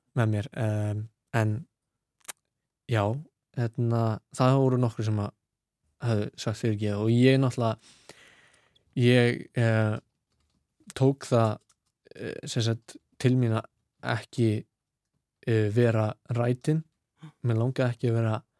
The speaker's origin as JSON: {"language": "Icelandic", "town": "Reykjavík", "region": "Capital Region", "country": "Iceland", "tie": "born or raised there", "moved": "as an adult", "lives_now": "London, United Kingdom", "said": "ég ólst upp í Vesturbænum"}